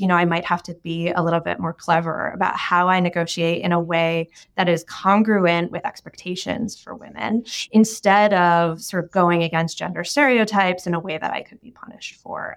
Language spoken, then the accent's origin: English; United States; the background that I grew up in the United States